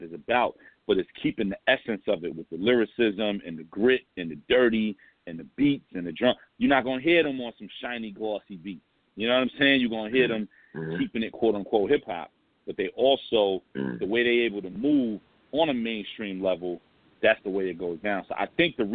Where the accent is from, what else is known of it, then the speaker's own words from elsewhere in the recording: New York City, New York, United States; I'm from St. James